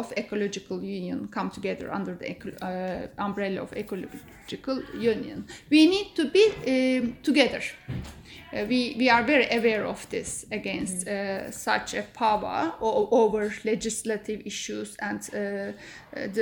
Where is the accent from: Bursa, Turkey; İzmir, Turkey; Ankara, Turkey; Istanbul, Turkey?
Istanbul, Turkey; I am from Istanbul.